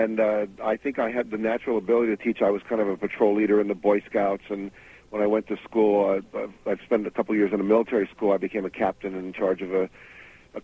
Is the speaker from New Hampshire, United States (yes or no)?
no; West Virginia, United States; I grew up in West Virginia.